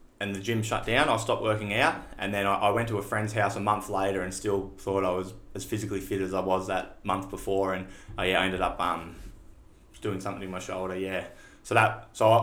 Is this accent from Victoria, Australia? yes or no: yes; Shepparton, Victoria, Australia; born and bred in Shepparton.